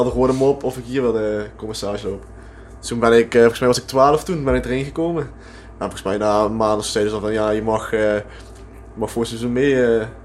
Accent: Hoensbroek, Limburg, Netherlands; born there; now in Amsterdam, Netherlands; Ik woon er wel, maar ik ben geboren in Hoensbroek.

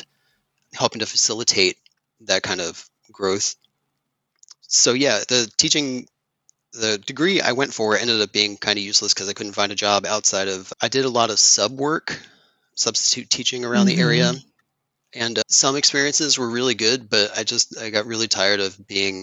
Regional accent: Elizabethtown, Pennsylvania, United States; also born or lived in Philadelphia; I grew up in rural Lancaster County outside of a small town called Elizabethtown

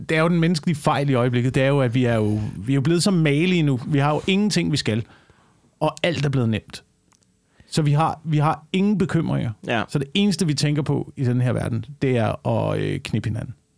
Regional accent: Denmark; nær min hjemstavn op ved, op ved Tisø øh, på Vestjylland

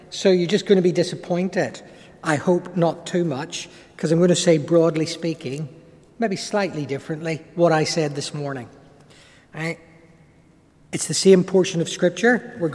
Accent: Ireland; accent: Irish; from my accent, most of you will pick up the fact that I'm an Irishman. And like most Irishmen, you know, we're academically challenged from time to time.

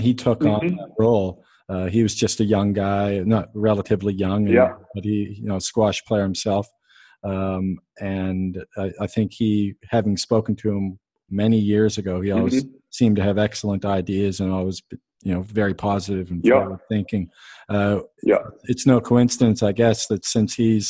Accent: Canada; I'm Canadian

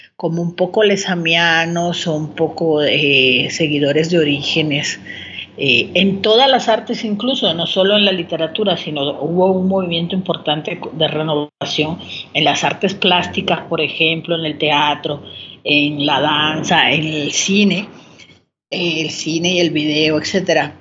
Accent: Santiago de Cuba, Cuba; moved away as an adult; now in Mexico City, Mexico; Pues yo nací en Santiago de Cuba, que es una ciudad al oriente de, la isla de Cuba

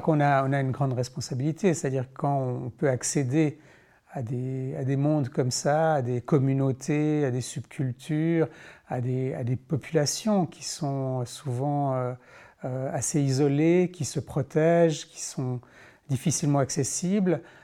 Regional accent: Switzerland; en tant que Suisse

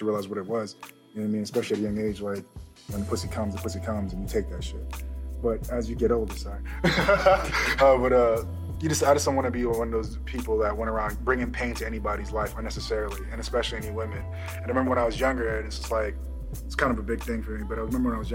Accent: Jamaica; moved away; I'm Jamaican, straight from Yard

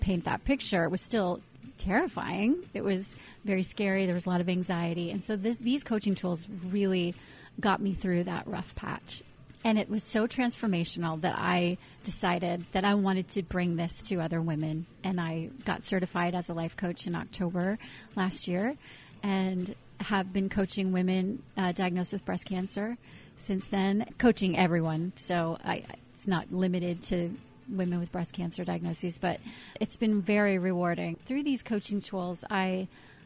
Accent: Indiana, United States; I grew up in Indiana, in the Midwest

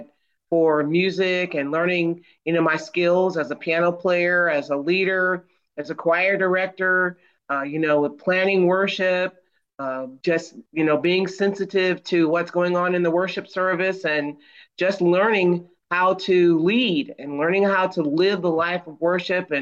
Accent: not too far from Detroit, Michigan, United States; I grew up in Michigan, and not too far from Detroit

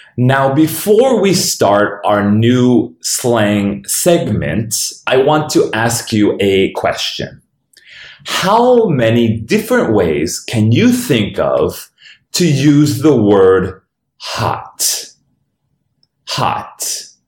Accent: Denver, Colorado, United States; This is my hometown

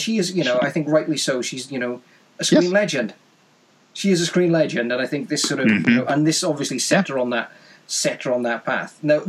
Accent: Wales, United Kingdom; there's a link of, to my home country.

